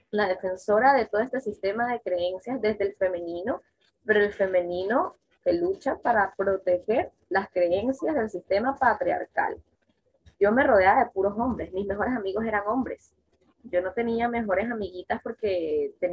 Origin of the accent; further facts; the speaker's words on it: Venezuela; also born or lived in Colombia; soy, soy venezolana colombiana, recontralatina, y vengo de una casa de puras mujeres guerreras